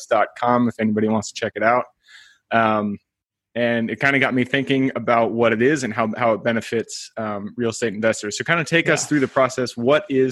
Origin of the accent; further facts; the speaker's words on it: Seattle, Washington, United States; I'm from the Seattle area.